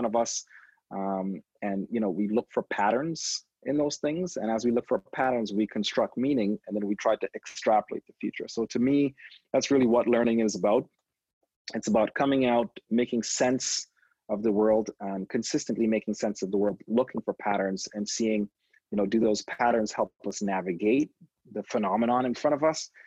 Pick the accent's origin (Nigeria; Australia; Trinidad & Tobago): Trinidad & Tobago; now in Toronto, Canada; I was born in Toronto. I stayed here till I was two, and then I grew up in the Caribbean in a little country called Trinidad and Tobago